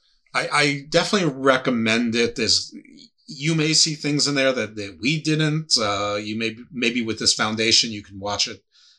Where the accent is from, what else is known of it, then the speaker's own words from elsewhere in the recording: United States; I'm from the United States